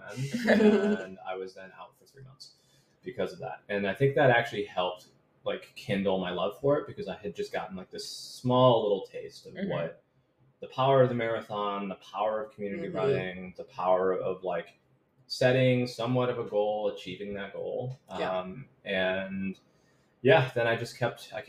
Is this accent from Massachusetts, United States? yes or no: yes; Western Massachusetts, United States; moved away as an adult; also born or lived in Guatemala / Michigan; now in New York, United States; I am originally from Western Massachusetts